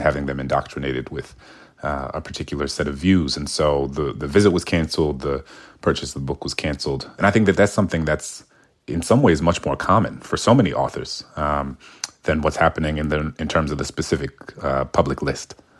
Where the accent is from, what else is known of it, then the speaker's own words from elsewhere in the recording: New Orleans, Louisiana, United States; I grew up in New Orleans in the nineties